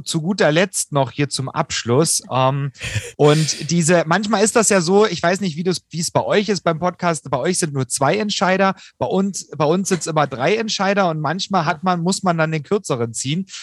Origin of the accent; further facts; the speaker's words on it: Saxony, Germany; ich komme aus Sachsen